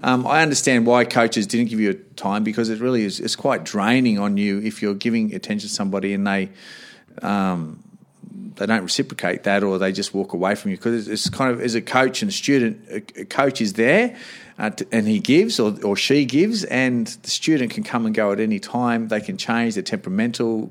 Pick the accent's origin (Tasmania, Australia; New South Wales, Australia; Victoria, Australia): New South Wales, Australia; Sydney; moved away as an adult; also born or lived in Canberra; I'm from Sydney